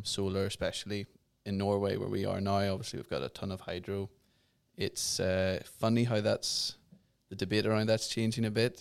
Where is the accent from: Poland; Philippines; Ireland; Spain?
Ireland; I'm from Ireland